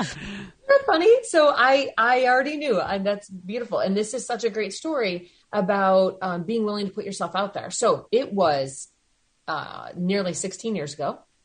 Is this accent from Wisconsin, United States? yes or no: yes; Madison, Wisconsin, United States; moved away as an adult; now in Alpena, United States; I was born and raised in Madison, Wisconsin